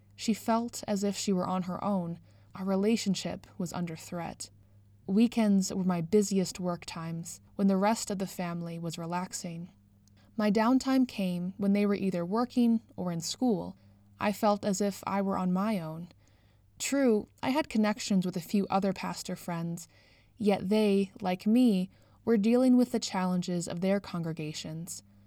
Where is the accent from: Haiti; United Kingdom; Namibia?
United Kingdom; now in Canada; I grew up in the United Kingdom